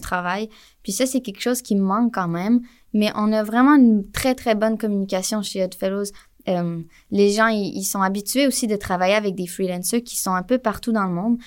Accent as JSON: {"language": "French", "town": "Montreal", "region": "Quebec", "country": "Canada", "also_born_or_lived": "Jonquière", "said": "je viens de Montréal"}